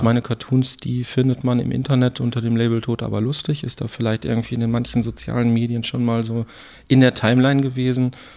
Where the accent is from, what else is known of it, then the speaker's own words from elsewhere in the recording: Herten, North Rhine-Westphalia, Germany; Ja, ich komme ja aus Herten